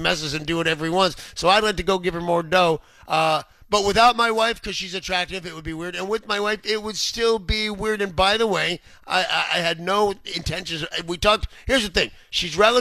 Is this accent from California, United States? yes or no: yes; Southern California, United States; now in Seattle, United States; Growing up in Southern California as a kid